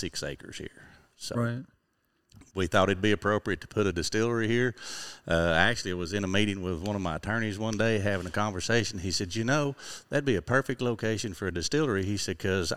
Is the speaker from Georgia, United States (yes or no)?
no; Cocke County, Tennessee, United States; I grew up in Cocke County.